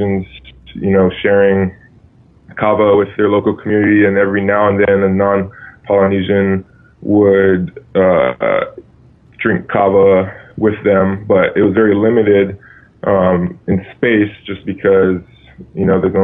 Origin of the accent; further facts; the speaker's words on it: Hawaii, United States; I grew up in Hawaii and deep in my father's Tongan culture